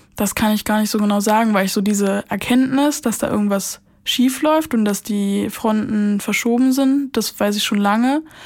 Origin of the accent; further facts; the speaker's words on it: Brandenburg, Germany; ich komme nicht aus Berlin. Ich mhm. bin in Brandenburg groß geworden